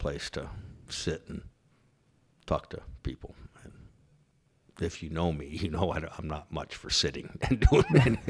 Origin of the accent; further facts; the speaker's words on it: La Palma, California, United States; also born or lived in Pomona; Oh, great. Good. I was born in Pomona, California. Grew up in La Palma, Cypress, Orange County area.